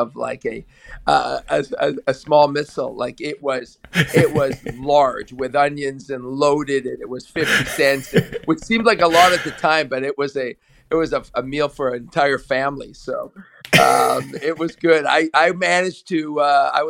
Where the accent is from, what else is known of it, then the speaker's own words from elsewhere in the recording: Edmonton, Alberta, Canada; moved away as an adult; now in Toronto, Canada; I was born in Edmonton, Alberta, and quite far from here, distance-wise, but very close when it comes to the CFL and the culture of football and the history of football. And growing up there till the age of 17